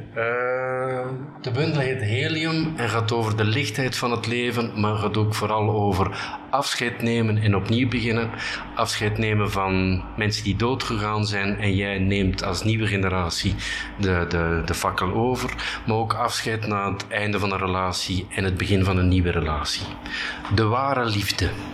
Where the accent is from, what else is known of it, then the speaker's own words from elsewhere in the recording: Bruges, Flanders, Belgium; moved away as an adult; also born or lived in Ghent / Brussels; Ik kom uit Brugge